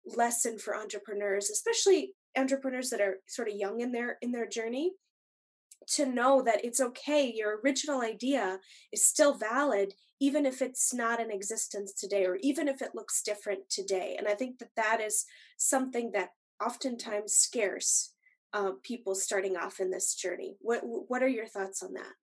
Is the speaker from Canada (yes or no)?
no; Longmeadow, Massachusetts, United States; moved away as an adult; now in Twin Cities, United States; Steve and I grew up in Massachusetts together. We went to um, Long Meadow uh, Middle School and High School